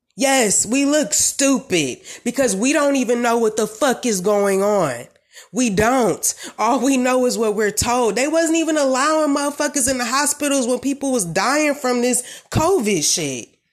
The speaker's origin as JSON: {"language": "English", "town": "Detroit", "region": "Michigan", "country": "United States", "tie": "born or raised there", "said": "I'm from Michigan"}